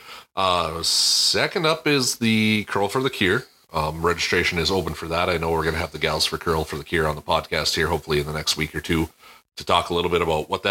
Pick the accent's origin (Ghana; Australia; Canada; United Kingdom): Canada; Me speaking as a Canadian